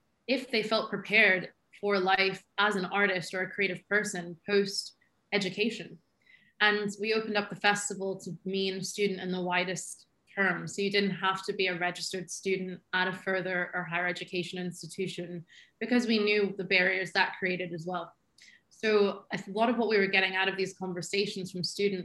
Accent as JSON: {"language": "English", "country": "United States", "moved": "as an adult", "lives_now": "Edinburgh, United Kingdom", "said": "it's just how I was raised. And it's just, maybe it's being American"}